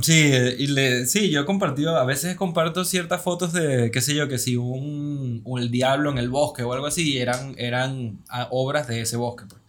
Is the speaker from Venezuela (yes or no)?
yes; Venezuela; moved away; also born or lived in Lisbon; y soy venezolano